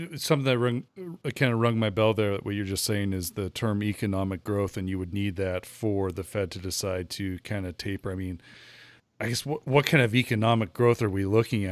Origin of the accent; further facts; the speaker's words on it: United States; being an American here